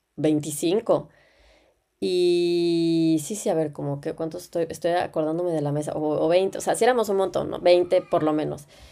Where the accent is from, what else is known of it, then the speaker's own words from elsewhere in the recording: Mexico; moved away as an adult; now in Germany; soy mexicana